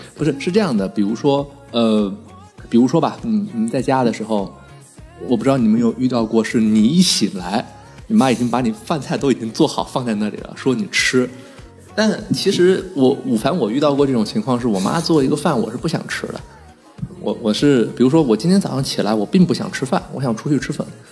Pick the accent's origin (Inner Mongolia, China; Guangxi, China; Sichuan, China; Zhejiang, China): Guangxi, China; Liuzhou; moved away; 就是我是柳州人